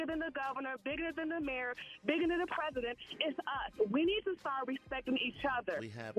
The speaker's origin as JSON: {"language": "English", "town": "Chicago", "region": "Illinois", "country": "United States", "said": "I'm from Chicago"}